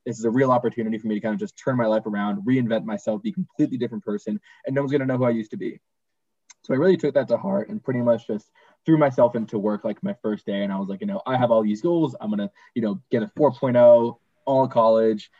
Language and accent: English; Boston, Massachusetts, United States; moved away; I'm originally from Boston